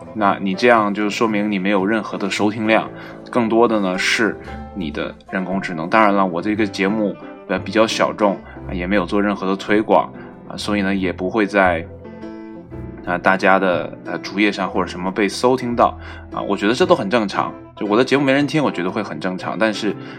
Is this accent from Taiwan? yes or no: no; China; 我们中国人